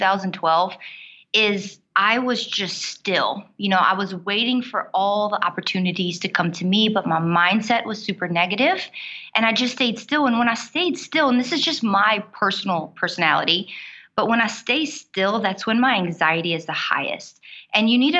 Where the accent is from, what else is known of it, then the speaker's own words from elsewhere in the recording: South Louisiana, United States; accent: Cajun; I'm from South Louisiana. You might hear my accent when I get a little bit excited. I'm a Cajun woman